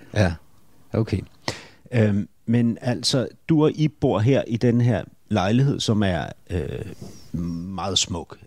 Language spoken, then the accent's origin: Danish; Berlin, Germany; Berlin er jo min barndomsby, ikke? så jeg kender ja. byen mega godt